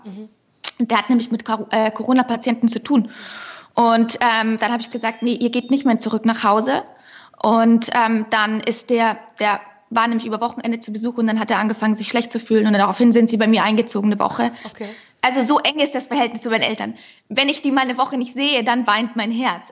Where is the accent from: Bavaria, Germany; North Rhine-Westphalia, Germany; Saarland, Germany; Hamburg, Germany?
Bavaria, Germany; Unterschleißheim; Ich bin ja auch gebürtige Bayerin